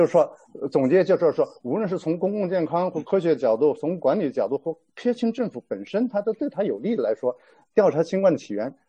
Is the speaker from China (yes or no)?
yes; China; 那我们中国人是不是很很信他这个 WHO 的这个这个结果，对吧？